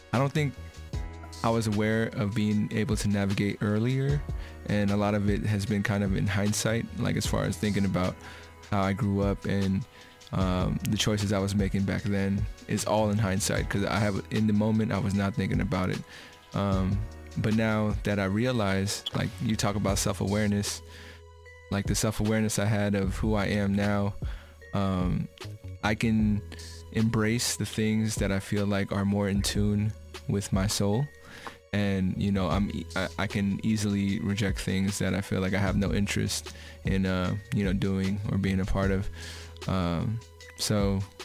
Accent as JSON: {"language": "English", "area": "Bay Area", "region": "California", "country": "United States", "tie": "born or raised there", "said": "I was raised out here in the Bay Area"}